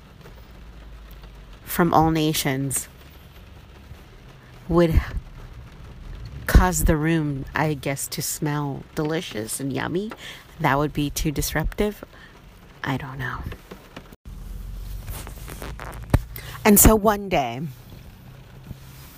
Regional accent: United States; also born or lived in California; as an American living

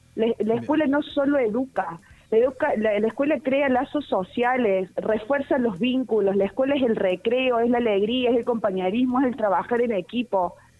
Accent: Argentina; como argentino

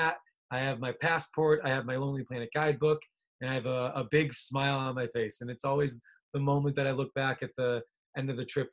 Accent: Naperville, Illinois, United States; moved away; My family, I grew up in the Chicagoland area

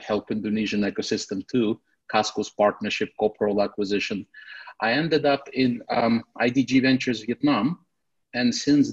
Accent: Russia; accent: Russian

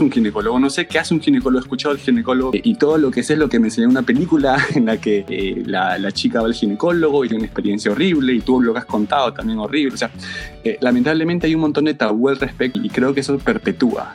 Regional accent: Peru; also born or lived in Los Angeles; now in New Haven, United States; soy ah, peruano como tú.

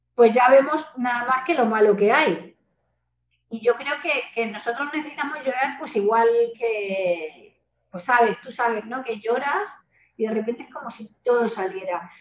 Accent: Spain; also born or lived in Mexico

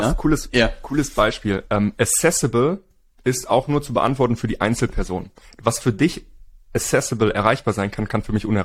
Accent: Hamburg, Germany; now in Spain; wir sind ja Hamburger.

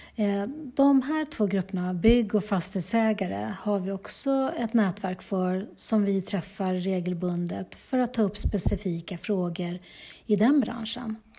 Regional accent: Bålsta, Uppsala County, Sweden; moved away as an adult; now in Heby, Sweden; i Bålsta där jag är uppvuxen

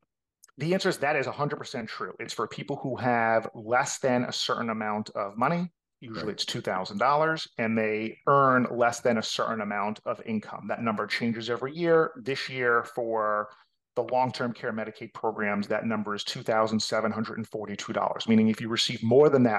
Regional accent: North Miami Beach, Florida, United States; accent: New York; also born or lived in Atlanta; born and raised in North Miami Beach

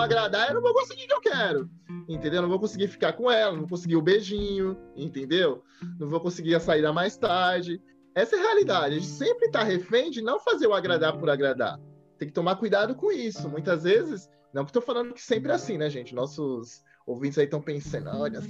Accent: Brazil; a gente é brasileira

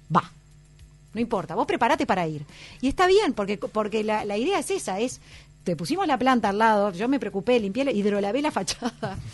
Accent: Dolores, Soriano, Uruguay; also born or lived in Carrasco, Montevideo; me crié prácticamente toda mi adolescencia en, en Dolores, en el departamento de Soriano

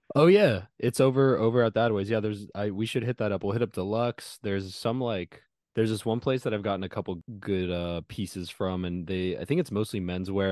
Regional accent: California, United States; moved away; I'm in my hometown

